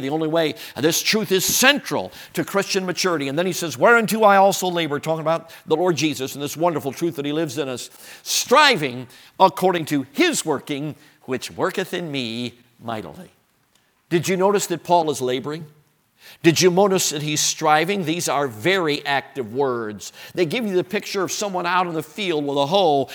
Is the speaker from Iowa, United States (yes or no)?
no; Chicago, Illinois, United States; I grew up in Chicago.